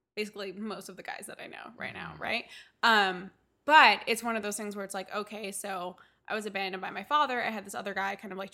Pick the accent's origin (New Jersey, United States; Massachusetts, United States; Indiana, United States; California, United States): New Jersey, United States; I'm from New Jersey